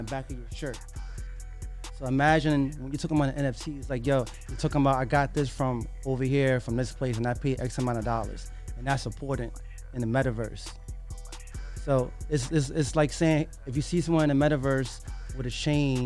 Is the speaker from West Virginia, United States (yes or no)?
no; New York City, New York, United States; I'm from the west side of Harlem